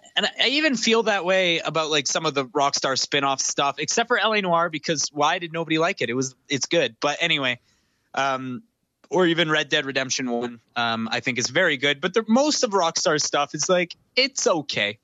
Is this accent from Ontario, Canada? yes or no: no; near Vancouver, British Columbia, Canada; Vancouver, which is just you know a hop and a skip away from my hometown